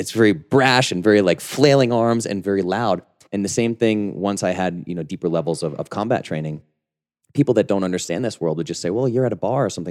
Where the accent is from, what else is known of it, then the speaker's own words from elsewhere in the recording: New England, United States; I grew up in New England, rough and tumble, boxer, M M A, powerlifter